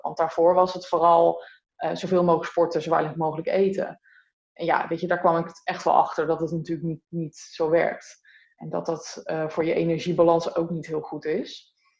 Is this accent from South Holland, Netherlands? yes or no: no; near Utrecht, Netherlands; now in Breda, Netherlands; Ik kom er niet vandaan. Ik kom oorspronkelijk uit Utrecht in de buurt. Oh, dorpje. Stijk